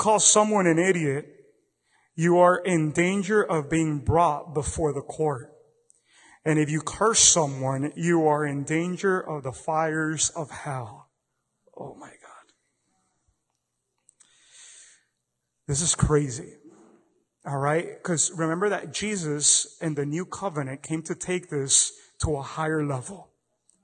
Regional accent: Miami, Florida, United States; I come from Miami back in the 80s and 90s

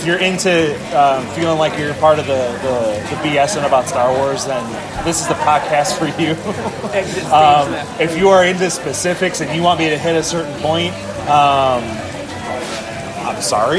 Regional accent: Chicago, Illinois, United States; moved away as an adult; now in Austin, United States; I'm from Chicago, Illinois

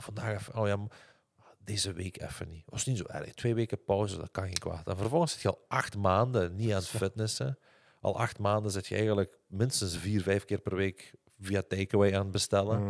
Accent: Limburg, Flanders, Belgium; accent: Limburgish (Hasselt); door mijn accent, door mijn Limburgs accent

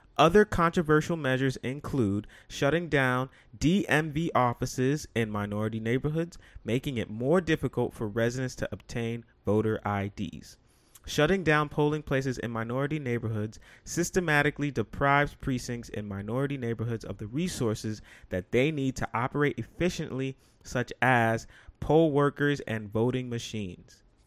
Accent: New York City, New York, United States; to be from the Bronx

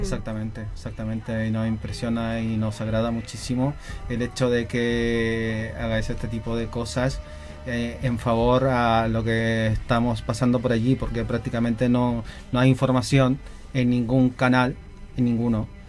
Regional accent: Chile; also born or lived in Galicia, Spain; now in Spain; no nos fuimos de Chile

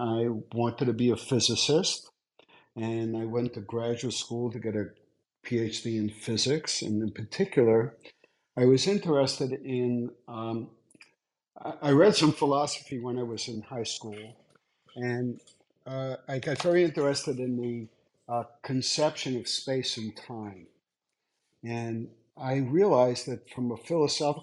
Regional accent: New York City, New York, United States; I grew up in Brooklyn

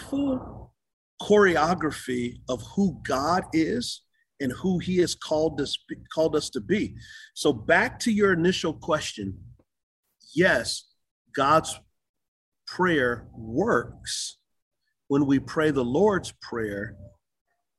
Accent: San Antonio, Texas, United States; moved away as an adult; also born or lived in Utah; now in Charlotte, United States; San Antonio, Texas. I grew up on the west side.

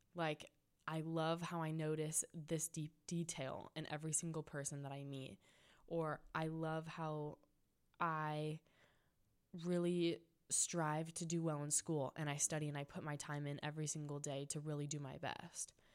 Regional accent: San Juan Capistrano, California, United States; my hometown at San Juan Capistrano

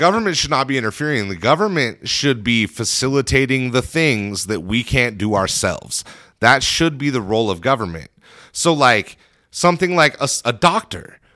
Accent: United States; we as an American people

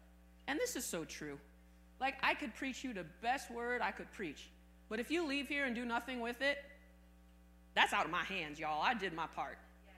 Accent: Arizona, United States; Now, I came from Arizona, and the soil in Arizona is hard as a rock.

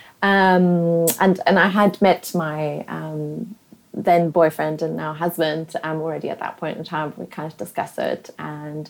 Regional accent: South Africa; accent: pavement special; first language German; English is a second language; moved away as an adult; also born or lived in Namibia / London, United Kingdom; now in Singapore; I was living in South Africa all the way, and Namibia sort of both, till the age of 21

